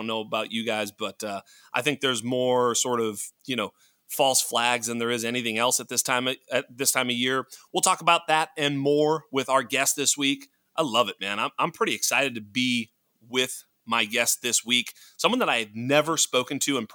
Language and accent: English; Worcester, Massachusetts, United States; now in California, United States; I grew up on the East Coast.